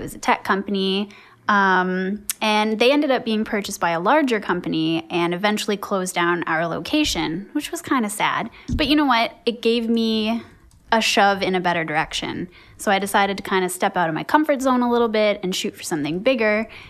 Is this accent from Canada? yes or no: yes; Canada; I'm super Canadian.